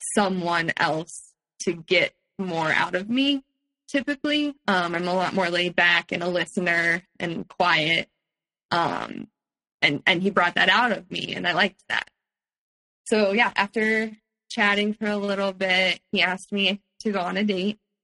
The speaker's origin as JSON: {"language": "English", "town": "Palo Alto", "region": "California", "country": "United States", "tie": "born or raised there", "also_born_or_lived": "San Francisco", "said": "I grew up in Palo Alto"}